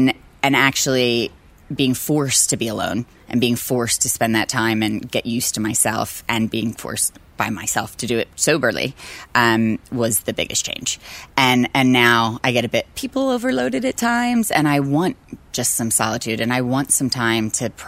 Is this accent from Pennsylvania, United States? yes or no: yes; Philadelphia, Pennsylvania, United States; We were pretty poor, and I went to city schools, and I loved it.